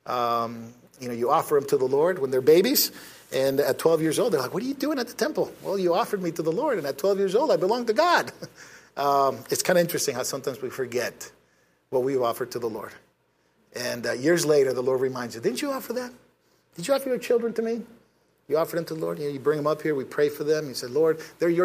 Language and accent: English; United States; us Americans